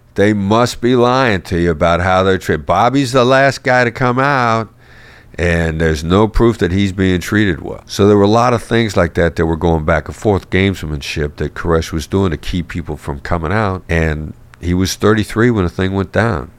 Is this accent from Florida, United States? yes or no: no; Iowa, United States; I grew up in Iowa, small town Iowa boy